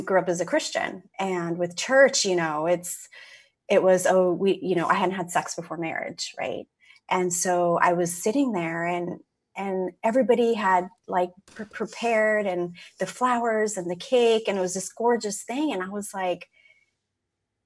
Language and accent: English; California, United States; moved away as an adult; also born or lived in Seattle; I moved from California, where I grew up to Seattle